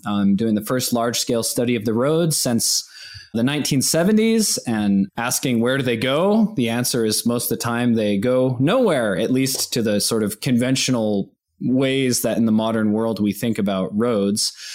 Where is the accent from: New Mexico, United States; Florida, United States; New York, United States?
New Mexico, United States; Santa Fe; now in Boulder, United States; I grew up in New Mexico. I was born in Santa Fe